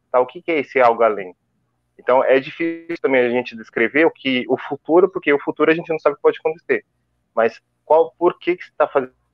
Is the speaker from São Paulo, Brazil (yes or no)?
yes; São Paulo, Brazil; E, cara, sou de Itaquera, 36 anos moro aqui.